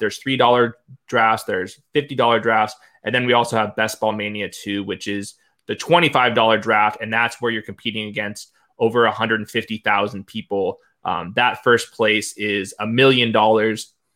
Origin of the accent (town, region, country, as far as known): Southern California, United States; accent: Southern California